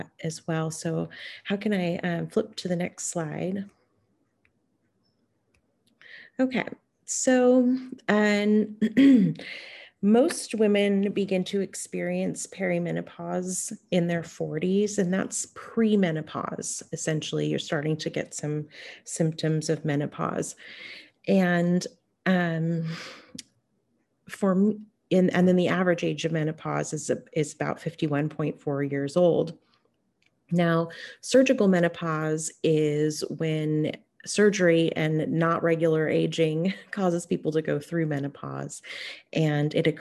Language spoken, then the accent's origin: English; Hoopa, California, United States; now in Bay Area, United States; I am Karuk, and I grew up on and around the Hoopoe Valley Indian Reservation, and currently I'm living on Coast Miwok land in the Bay Area.